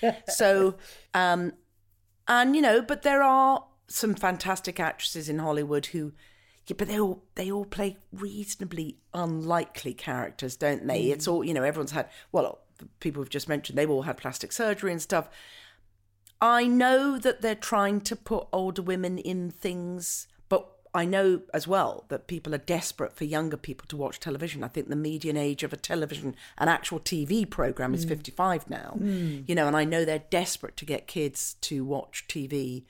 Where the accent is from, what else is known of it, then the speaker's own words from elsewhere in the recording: Scotland, United Kingdom; you know, I am Scottish and I was brought up as a Scot, but I don't have a Scottish accent.